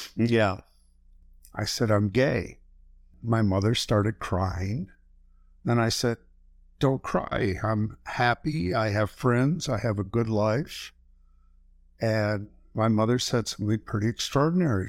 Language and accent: English; Flint, Michigan, United States; I grew up in Flint, Michigan.